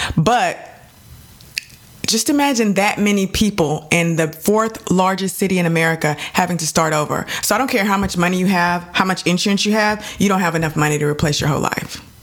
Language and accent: English; Dallas, Texas, United States; I'm from Dallas